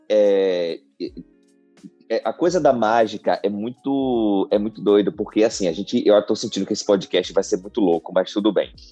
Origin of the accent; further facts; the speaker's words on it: Feira de Santana, Bahia, Brazil; born there; Cara, eu sou baiano, de nascido em Feira de Santana, mas a minha família inteira é daqui de Riachão do Jacuípe, onde eu estou nesse exato momento.